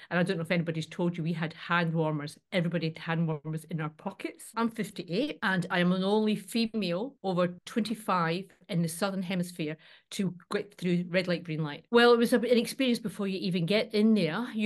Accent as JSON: {"language": "English", "region": "Scotland", "country": "United Kingdom", "tie": "born there", "said": "I'm born Scottish, mate. Bring it on, bring it on."}